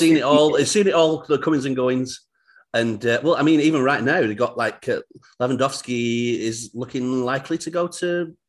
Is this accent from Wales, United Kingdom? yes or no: no; Bolton, North West England, United Kingdom; moved away as an adult; now in United States; I'm from just outside Manchester, but Bolton. Uh-huh. You've heard of Bolton, yeah? I've been over here nearly 13 years now.